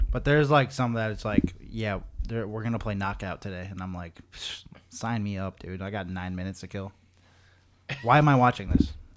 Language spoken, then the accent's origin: English; Massachusetts, United States; I'm from Massachusetts